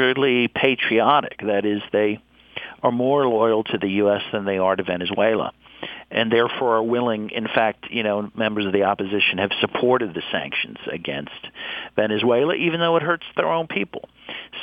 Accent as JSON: {"language": "English", "country": "United States", "said": "as an American"}